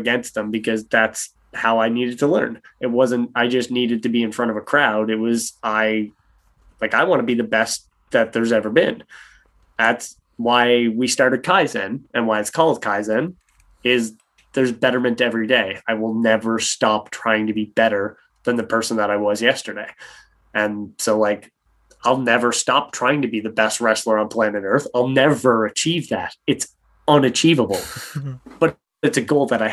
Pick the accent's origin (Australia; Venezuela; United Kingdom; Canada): Canada; Cape Breton Island, Nova Scotia; moved away as an adult; also born or lived in Windsor, Ontario; now in Nova Scotia, Canada; So I'm from Cape Breton Island, which is the tip of Nova Scotia. There's an island up there, and I'm from the island. I'm from a small town just outside of Sydney. I'm from South Barre. I was born on a small little farm and then grew up inside of the city